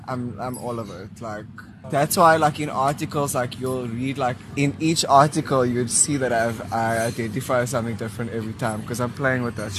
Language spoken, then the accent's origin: English; East London, Eastern Cape, South Africa; my experience growing up in East London, but going on holiday to Port Elizabeth and listening to the music there